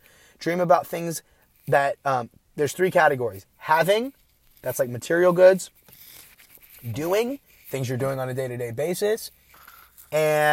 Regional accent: Bay Area, California, United States; I'm from the Bay Area.

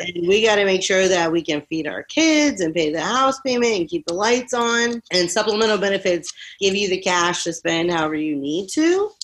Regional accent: Rutherglen, Virginia, United States; also born or lived in Florida; I grew up in Virginia. I was 21 when I moved to Florida

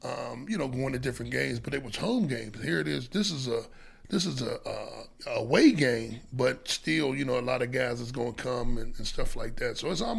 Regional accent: Pittsburgh, Pennsylvania, United States; growing up in Pittsburgh

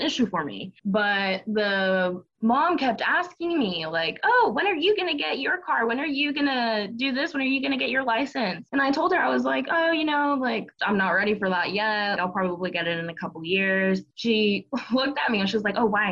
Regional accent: Miami, Florida, United States; now in North Carolina, United States; a friend that I grew up with in Florida that also moved to the same town as I did

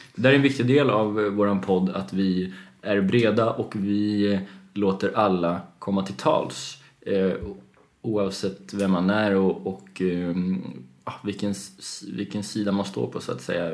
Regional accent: Gotland, Sweden; jag är själv uppväxt på Gotland delvis

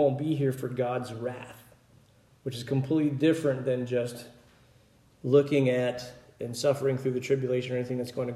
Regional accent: Pennsylvania, United States; moved away; also born or lived in Mississippi; Growing up in Pennsylvania, we would always get extra bread and milk

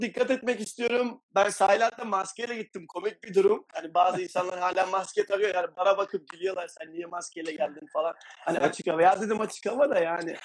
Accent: Adana, Turkey; moved away as an adult; now in Valencia, Spain; 31 yaşındayım, Adanalıyım.

